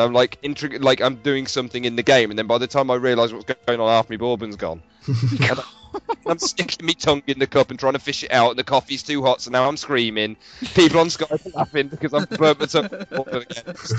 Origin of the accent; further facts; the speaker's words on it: United Kingdom; I'm British.